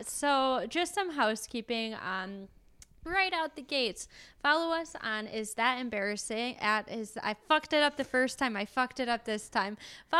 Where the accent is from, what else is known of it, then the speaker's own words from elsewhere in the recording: Michigan, United States; I'm from Michigan.